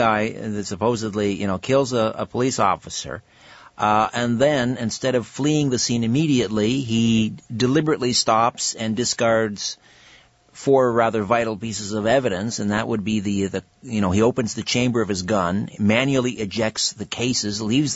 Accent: Brantford, Ontario, Canada; moved away; Brantford, my hometown, the Bell, the Telephone City

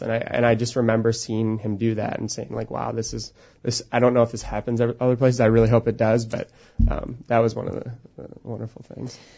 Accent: Eden Prairie, Minnesota, United States; I was born and raised in Eden Prairie.

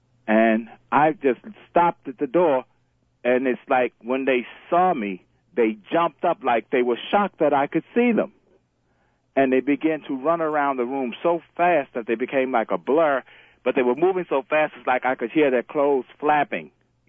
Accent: Bronx, New York, United States; I'm originally from the Bronx.

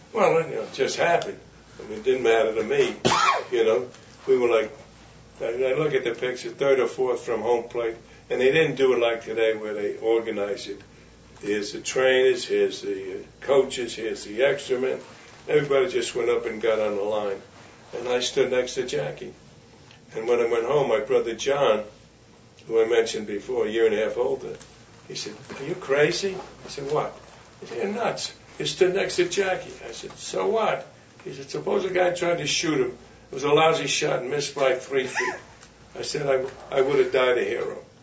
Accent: United States; I'm USA. I'm an American.

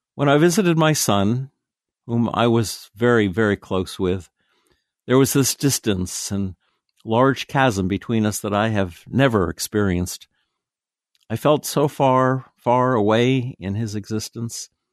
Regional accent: Tennessee, United States; my hometown in Tennessee

